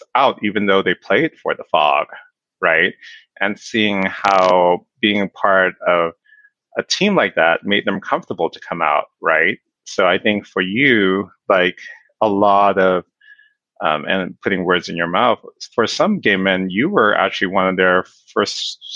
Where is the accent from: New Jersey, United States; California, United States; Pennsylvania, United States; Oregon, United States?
California, United States; Inglewood; I was born and raised in Inglewood